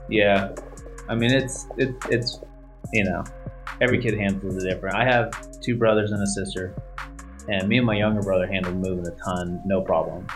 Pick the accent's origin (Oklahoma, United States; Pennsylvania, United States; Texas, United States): Oklahoma, United States; South Side; I grew up on Southside